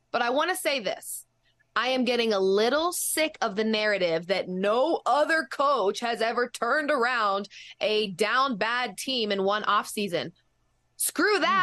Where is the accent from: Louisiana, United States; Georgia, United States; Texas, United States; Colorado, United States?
Colorado, United States; I am born and raised in Colorado